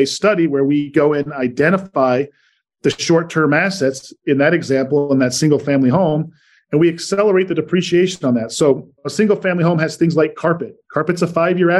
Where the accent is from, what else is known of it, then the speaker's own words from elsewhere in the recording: Salt Lake City, Utah, United States; moved away as an adult; also born or lived in New York / Richmond, Virginia; Born and raised in Salt Lake, moved to the East Coast for about 13 years in New York and Richmond, Virginia, and then headed back out west here to Salt Lake for the last seven